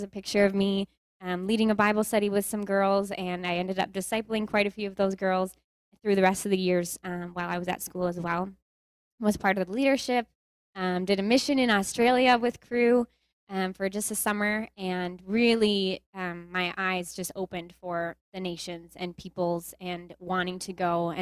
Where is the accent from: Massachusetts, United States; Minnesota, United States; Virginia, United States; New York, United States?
Minnesota, United States; Willmar; I am from Minnesota, from Willmar, Minnesota